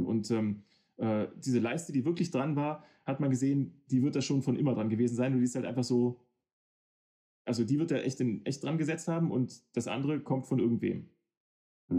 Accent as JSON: {"language": "German", "town": "Hanover", "region": "Lower Saxony", "country": "Germany", "said": "ich komme aus Hannover"}